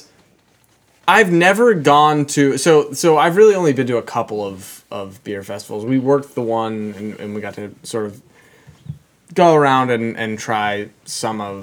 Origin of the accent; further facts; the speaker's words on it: Pittsburgh, Pennsylvania, United States; we're from Pittsburgh